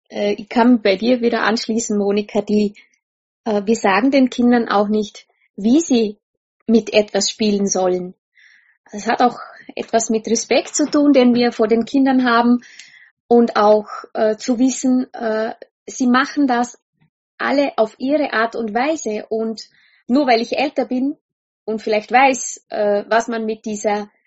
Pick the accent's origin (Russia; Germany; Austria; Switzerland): Austria; wenn ich nicht dazwischen Schaftel, sagt man bei uns in Österreich, ja.